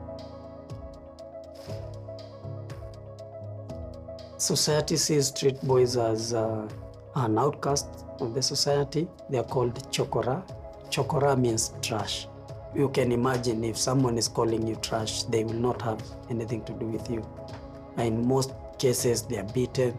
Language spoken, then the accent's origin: English; Nairobi, Kenya; I'm from Kenya. I grew up in the streets of Nairobi